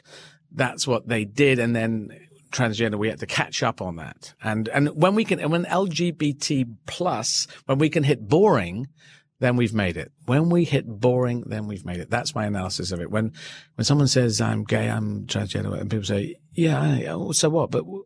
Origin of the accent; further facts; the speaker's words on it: Yemen; born there; and I was born in Yemen as well, Arabic country.